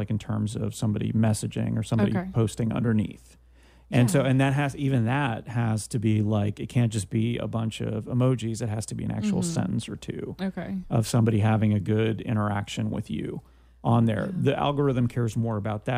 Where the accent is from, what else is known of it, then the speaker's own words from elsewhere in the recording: Canada; now in United States; in Canada, which is where I'm from